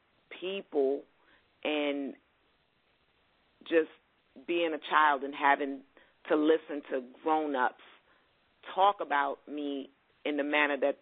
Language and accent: English; New York City, New York, United States; I was born and raised in Brooklyn.